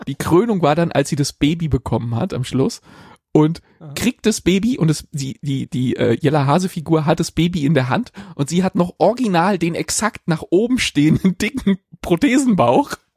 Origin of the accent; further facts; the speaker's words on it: Berlin, Germany; in meiner alten Hut, wo ich, wo ich aufgewachsen bin.